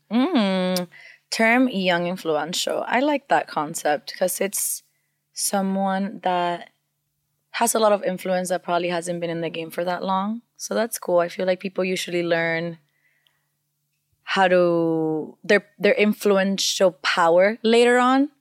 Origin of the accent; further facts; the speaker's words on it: Venezuela; first language Spanish; English is a second language; now in United States; I grew up in Venezuela, so I also grew up with a lot of Latin sounds